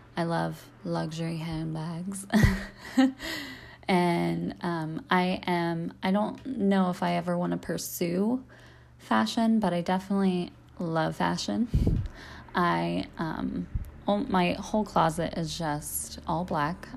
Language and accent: English; Cincinnati, Ohio, United States; moved away as an adult; I am from Cincinnati, Ohio. I live here currently. I was born and raised here.